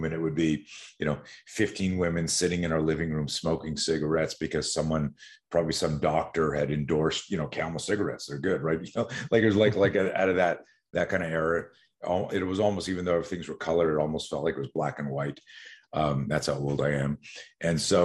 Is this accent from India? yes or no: no; Montreal, Quebec, Canada; also born or lived in West Coast, United States; now in United States; I grew up in Montreal, Canada